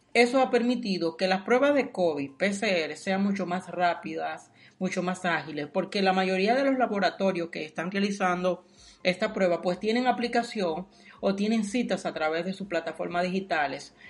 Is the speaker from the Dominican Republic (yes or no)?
yes; Dominican Republic; moved away; soy dominicano